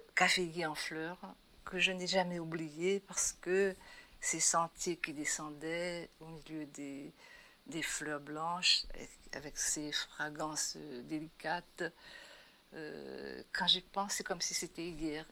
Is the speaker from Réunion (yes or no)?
yes; Saint-Pierre, Réunion; c'est de là aussi que je suis, que je viens, et où j'ai passé mon enfance jusqu'au début de l'adolescence